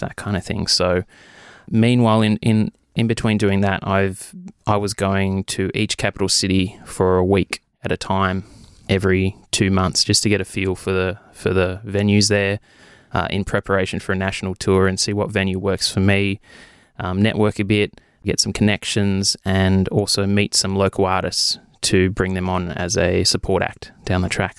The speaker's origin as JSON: {"language": "English", "town": "Wagga Wagga", "region": "New South Wales", "country": "Australia", "tie": "born or raised there", "moved": "as an adult", "lives_now": "Albury, Australia", "said": "I was born in Wagga. I lived in Wagga for twenty-three years."}